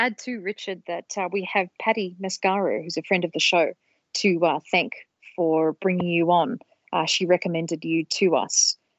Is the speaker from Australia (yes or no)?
yes; Australia; And I grew up in Australia, and my father would buy comics for me, but usually Archie comics and Betty and Veronica.